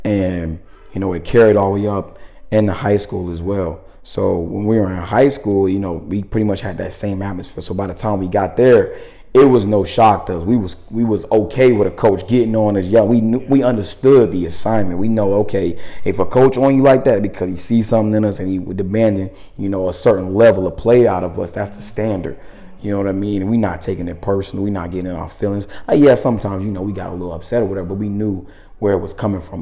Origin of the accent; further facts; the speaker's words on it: Tampa, Florida, United States; now in Minneapolis, United States; I'm from Florida, Tampa, to be exact